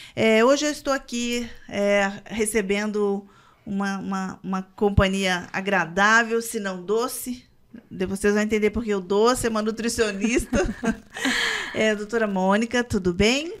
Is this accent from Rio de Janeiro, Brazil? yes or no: no; Minas Gerais, Brazil; Eu, eu sou mineira